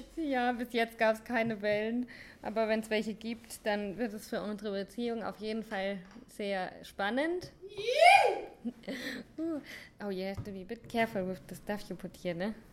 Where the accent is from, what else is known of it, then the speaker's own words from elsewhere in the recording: St. Leon-Rot, Baden-Württemberg, Germany; moved away as an adult; Ich komme aus St. Leon Roth